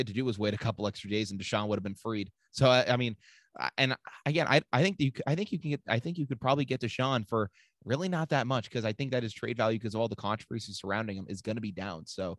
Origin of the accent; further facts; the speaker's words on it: Rhode Island, United States; because we're from Rhode Island.